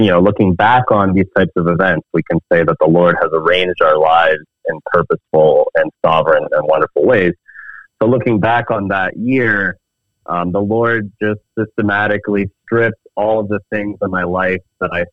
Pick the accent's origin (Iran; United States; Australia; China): United States; moved away as an adult; now in Canada; I grew up in a Christian household in the States. I'm actually American. I immigrated to Canada 11 years ago